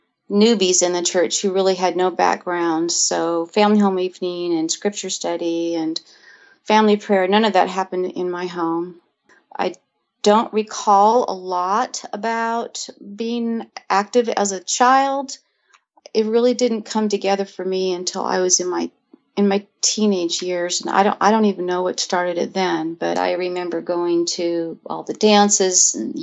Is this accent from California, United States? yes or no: yes; California, United States; So I grew up in California in the northern part.